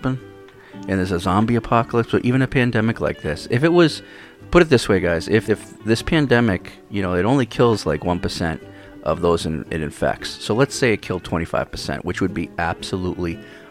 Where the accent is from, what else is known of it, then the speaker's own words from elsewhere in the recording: East Coast, United States; now in Hawaii, United States; I'm from the East Coast originally.